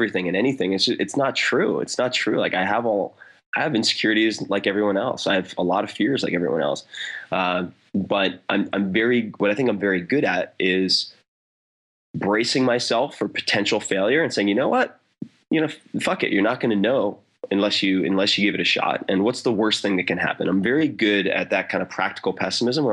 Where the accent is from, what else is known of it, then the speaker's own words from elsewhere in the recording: Long Island, New York, United States; I grew up on Long Island practically on the beach